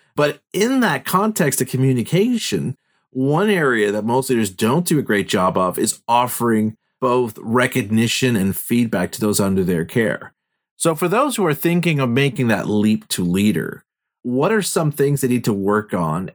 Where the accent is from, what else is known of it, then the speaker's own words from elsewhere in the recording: Montreal, Quebec, Canada; we're both from Montreal